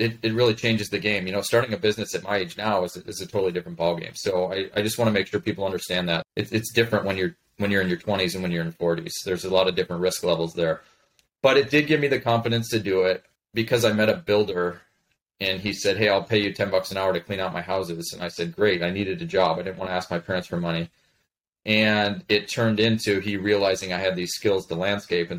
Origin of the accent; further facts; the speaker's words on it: Chicago, Illinois, United States; moved away as an adult; also born or lived in Colorado / Montana; I was born in Colorado, but moved to the suburbs of Chicago when I was in first grade and stayed there all the way through the end of high school.